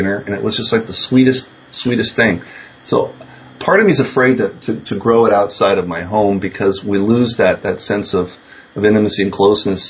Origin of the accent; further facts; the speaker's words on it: San Francisco, California, United States; I grew up in San Francisco. That's my hometown.